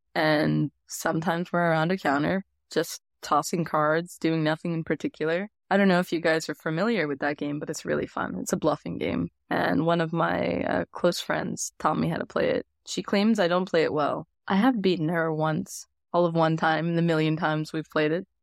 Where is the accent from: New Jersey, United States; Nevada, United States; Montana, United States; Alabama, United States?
Nevada, United States; Las Vegas; I grew up in Vegas